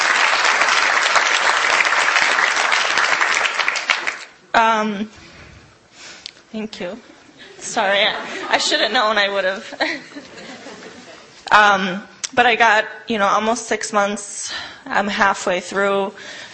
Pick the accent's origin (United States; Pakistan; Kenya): United States; Chicago, Illinois; also born or lived in Hudson, Wisconsin; now in Milwaukee, United States; I'm from Hudson, up by Minneapolis, originally from Chicago, but that's where I was living before I came here.